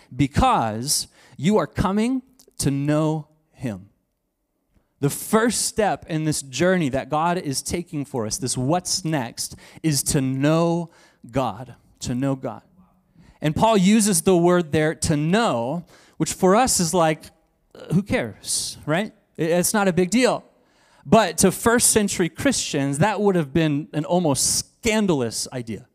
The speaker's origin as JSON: {"language": "English", "region": "Texas", "country": "United States", "said": "I'm from Texas, so I say y'all and fix and two"}